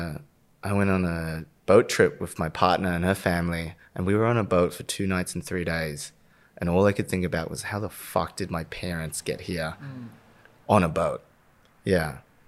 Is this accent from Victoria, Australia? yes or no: yes; Victoria, Australia; No. I'm born and raised in the West Side.